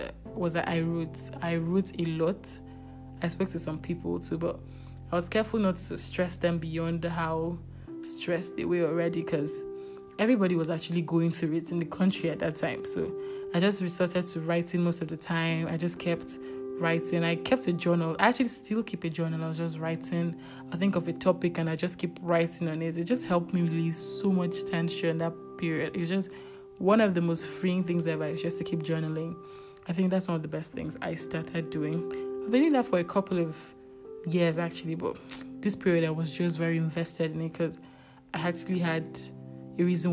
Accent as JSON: {"language": "English", "country": "Nigeria", "said": "being a Nigerian"}